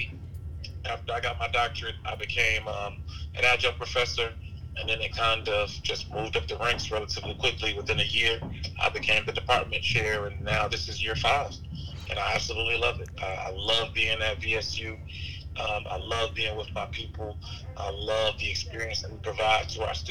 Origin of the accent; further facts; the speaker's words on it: Atlanta, Georgia, United States; moved away as an adult; also born or lived in South Carolina / Charlottesville, Virginia; now in Virginia, United States; I was born in South Carolina. I moved to Atlanta when I was maybe 1 or 2, but my whole family lives in South Carolina. It was just my mother and I in Atlanta